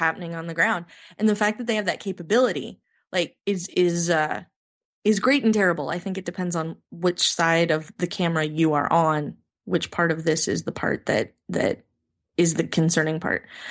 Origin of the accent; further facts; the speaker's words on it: United States; as an American